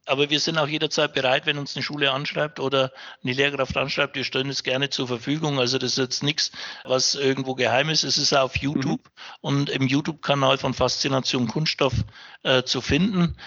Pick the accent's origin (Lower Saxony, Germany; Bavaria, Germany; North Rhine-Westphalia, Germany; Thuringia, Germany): Bavaria, Germany; Upper Franconia; bin gebürtiger Franke, also auch einheimisch